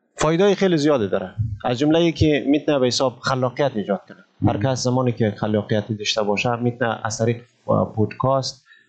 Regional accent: Malistan, Ghazni, Afghanistan; moved away as an adult; also born or lived in Kabul, Afghanistan; now in Indonesia; ما در پلیس مالستان ولایت غزنی متولد شدم درس های ابتدایی مکتب را و تعلیمات ابتدایی را در مارستان فرا گرفتم

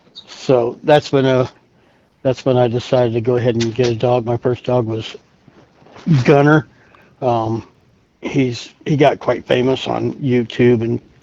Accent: Illinois, United States; now in New Mexico, United States; I was born and raised in Illinois.

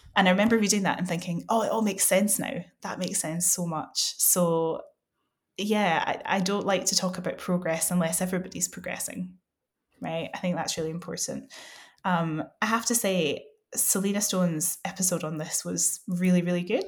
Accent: West Coast of Scotland, United Kingdom; I come from the West Coast of Scotland

